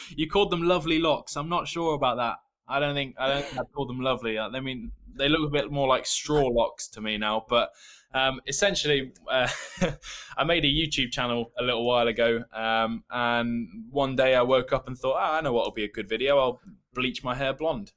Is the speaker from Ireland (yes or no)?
no; England, United Kingdom; accent: English; I was born in England. Um, I have an English accent